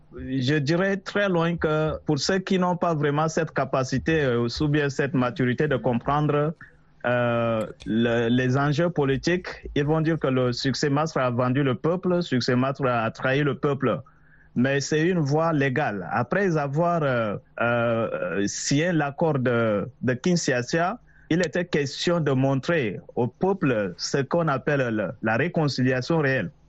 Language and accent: French; Chad; je suis un Tchadien